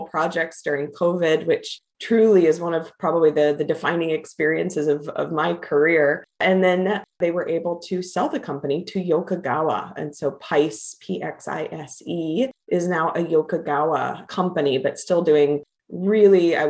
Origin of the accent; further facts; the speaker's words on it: Kansas, United States; I grew up in Kansas and grew up for a number of years on a farm in a rural part of Kansas outside of Wichita